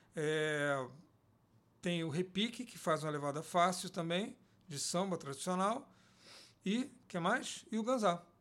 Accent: Rio de Janeiro, Brazil; eu também, sou do Rio de Janeiro

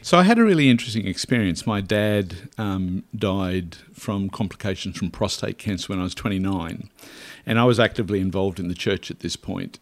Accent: Derby, rural Queensland, Australia; I was born in Derby, uh, which is rural Queensland

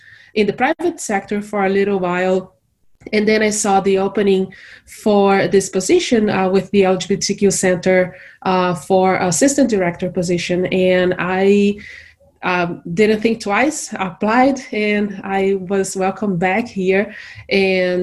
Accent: Brazil; moved away as an adult; now in Morgantown, United States; I am originally from Brazil

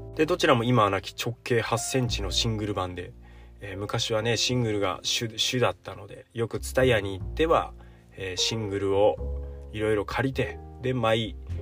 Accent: Shiwa, Iwate, Japan; now in Takachiho, Japan; 僕の地元岩手県紫波町というところ

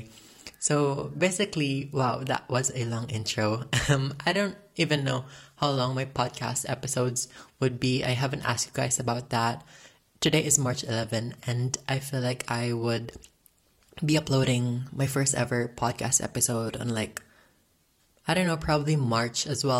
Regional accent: Philippines; I am currently 18 years old and I am from the Philippines.

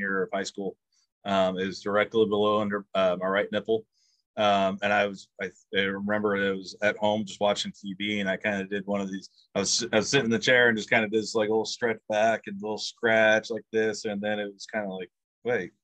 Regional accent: Prairie Village, Kansas, United States; I'm from Prairie Village, Kansas.

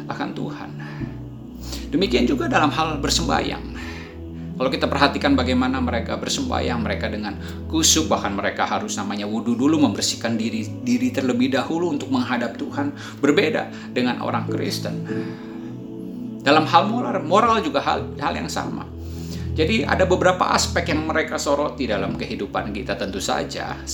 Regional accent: Indonesia; born there; Ya, jadi Ayah saya menikah dengan orang Indonesia dan saya lahir di Indonesia.

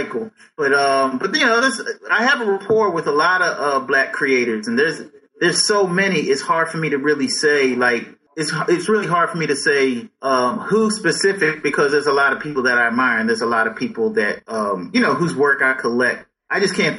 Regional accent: Philadelphia, Pennsylvania, United States; growing up in Philly

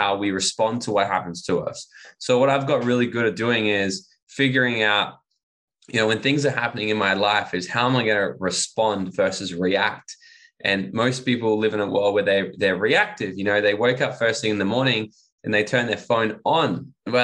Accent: Gold Coast, Queensland, Australia; moved away as an adult; also born or lived in Bali / Mexico / United States; I'm from the Gold Coast originally, and I'm back living on the Gold

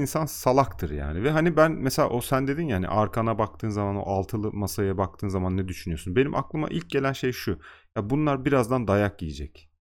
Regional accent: Turkey; bizde nazar da var yani. Türkiye'de

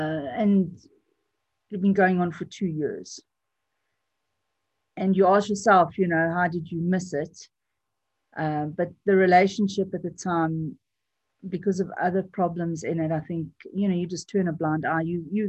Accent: United Kingdom; born there; They're both British citizens through myself because I was born in Britain

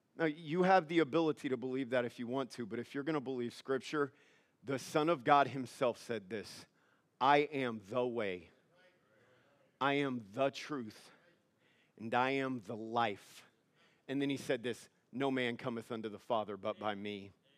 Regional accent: Louisiana, United States; moved away; I'm from Louisiana.

